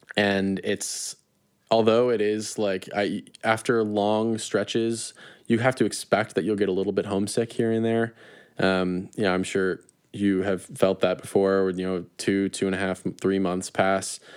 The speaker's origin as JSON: {"language": "English", "area": "small town outside of Chicago", "region": "Illinois", "country": "United States", "said": "I'm really from a small town outside of Chicago, even though I can see Chicago from where I am"}